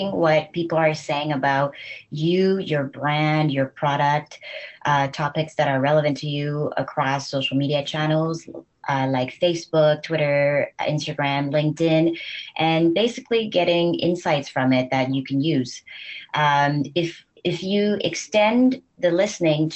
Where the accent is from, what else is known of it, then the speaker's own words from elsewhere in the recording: Vancouver, British Columbia, Canada; moved away as an adult; now in Paris, France; I'm originally from Vancouver, Canada. So I'm Canadian, and I've been in Paris